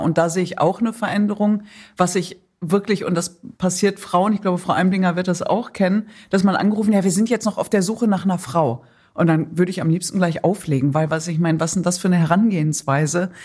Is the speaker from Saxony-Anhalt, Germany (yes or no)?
no; Datteln, North Rhine-Westphalia, Germany; moved away; wenn ich in meine Heimat fahre, nicht in den Irak, sondern nach Datteln in Nordrhein-Westfalen